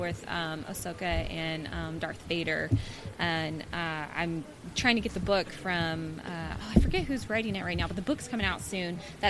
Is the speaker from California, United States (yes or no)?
yes; Modesto, California, United States; moved away as an adult; now in San Diego, United States; I'm actually from Modesto.